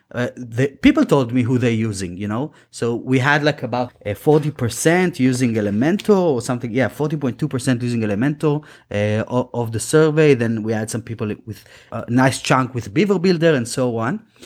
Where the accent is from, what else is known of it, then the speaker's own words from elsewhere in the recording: Israel; English is a second language; moved away; we're both from Israel originally